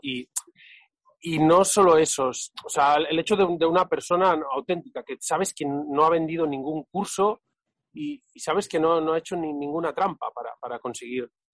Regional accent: Catalonia, Spain; soy catalán

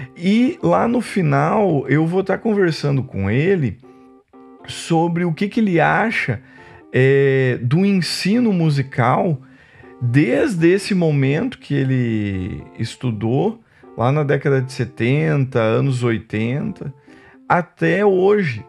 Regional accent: Santa Cruz do Sul, Rio Grande do Sul, Brazil; moved away; also born or lived in Foz do Iguaçu; eu vim do Rio Grande do Sul, sou natural de Santa Cruz do Sul, no Rio Grande do Sul

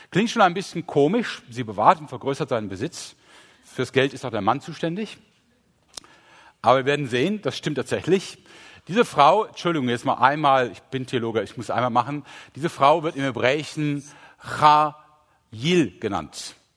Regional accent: Rhineland, Germany; ach, meine Güte, ich bin Rheinländer, ich kann CH und SCH nicht unterscheiden.

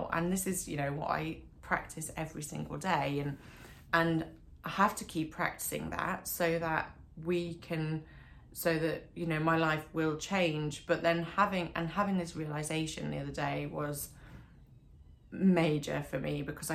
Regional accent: Derbyshire, East Midlands, United Kingdom; moved away; also born or lived in Australia; I moved back to Derbyshire from Australia when I was 24

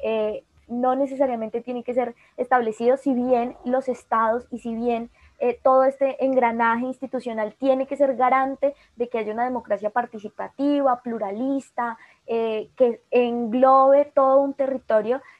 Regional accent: Cauca, Colombia; yo soy oriunda del Cauca

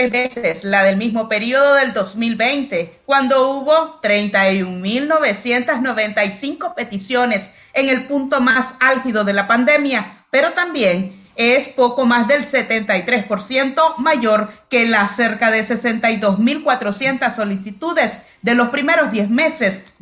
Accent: Nicaragua; pues como ciudadano nicaragüense estamos en el deber ciudadano de votar

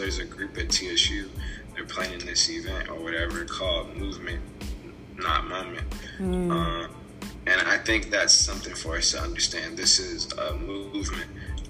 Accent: Louisville, Kentucky, United States; moved away as an adult; now in Nashville, United States; Yeah, I love Louisville. It's definitely my hometown.

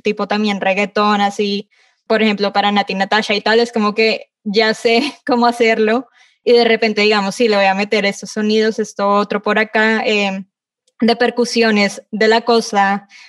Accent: Colombia; como colombiana

